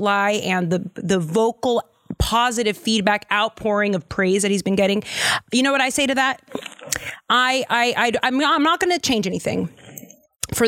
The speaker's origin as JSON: {"language": "English", "town": "Lynn", "region": "Massachusetts", "country": "United States", "tie": "born or raised there", "said": "I'm from a place called Lin-Lin, the city of sin."}